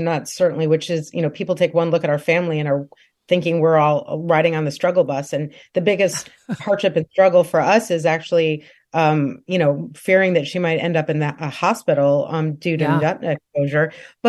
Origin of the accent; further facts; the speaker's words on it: Illinois, United States; born there; moved away; also born or lived in Tehran, Iran; I was born in Central Illinois, but my family, based on my dad's job, we moved to the Middle East and South Asia. And so, our first destination was Tehran, Iran, for example.